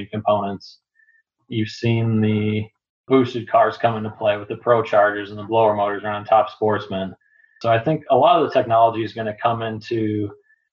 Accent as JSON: {"language": "English", "region": "Minnesota", "country": "United States", "tie": "born or raised there", "said": "Growing up in Minnesota"}